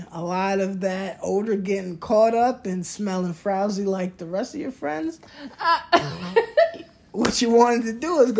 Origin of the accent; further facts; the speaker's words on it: New York, United States; moved away; growing up in New York, and it's cold